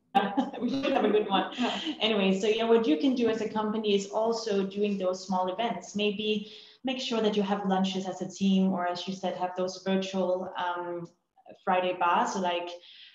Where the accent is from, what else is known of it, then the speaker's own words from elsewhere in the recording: Denmark; moved away as an adult; now in Dubai, United Arab Emirates; we are from Denmark